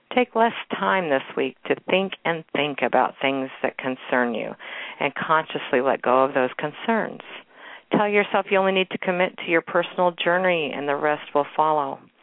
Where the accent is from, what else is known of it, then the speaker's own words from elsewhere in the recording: Kansas City, Missouri, United States; my hometown and actually my old neighborhood. I live out in the suburbs now, but this is actually in Waldo in Kansas City.